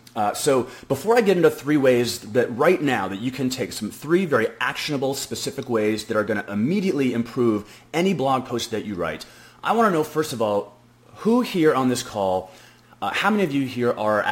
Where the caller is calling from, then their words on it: Frisco, Texas, United States; And I'm actually coming from Frisco, Texas, which is just outside of Dallas, Texas.